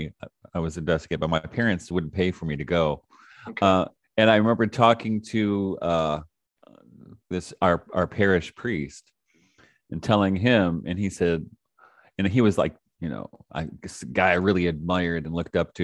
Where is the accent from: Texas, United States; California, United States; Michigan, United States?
Michigan, United States; Detroit; I grew up in Detroit, started off very young as a musician